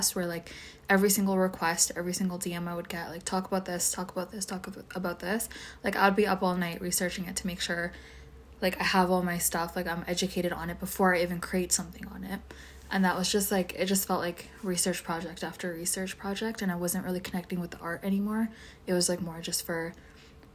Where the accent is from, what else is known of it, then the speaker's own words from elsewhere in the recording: Edmonton, Alberta, Canada; I'm from Edmonton